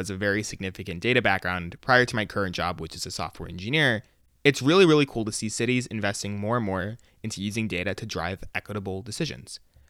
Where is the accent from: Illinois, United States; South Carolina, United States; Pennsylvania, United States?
Illinois, United States; Elmhurst; my hometown library of Elmhurst, Illinois